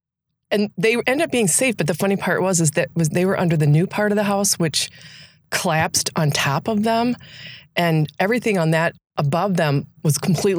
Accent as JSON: {"language": "English", "region": "Illinois", "country": "United States", "tie": "born or raised there", "moved": "yes", "said": "I grew up in Illinois"}